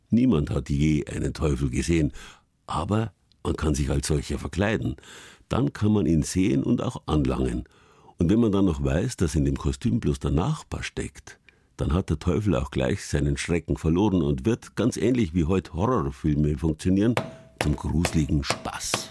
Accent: Bavaria, Germany; Eigentlich ist das Wort dunkel bei uns in Franken, Schwaben und Altbayern unbekannt. Bei uns heißt es finster.

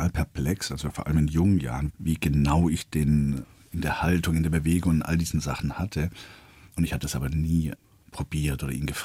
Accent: Baden-Württemberg, Germany; accent: Swabian; Ja, Freile. Der Schwab, ich meine, ich bin aufgewachsen da.

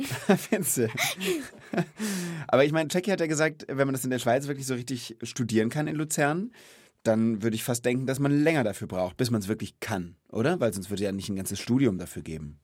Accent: Rhenish Hesse, Rhineland-Palatinate, Germany; Aber ich komme auch nicht aus Bayern, sondern aus Reuhesse

